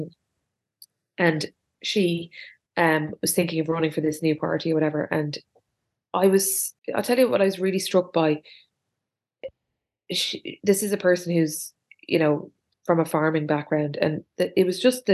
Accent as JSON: {"language": "English", "town": "Dublin", "region": "Leinster", "country": "Ireland", "said": "I'm from Dublin"}